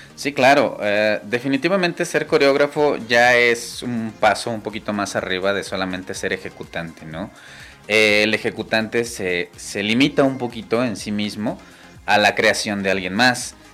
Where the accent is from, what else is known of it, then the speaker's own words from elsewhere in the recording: El Nith, Hidalgo, Mexico; now in Pachuca, Mexico; me regreso a mi pueblo, al NIT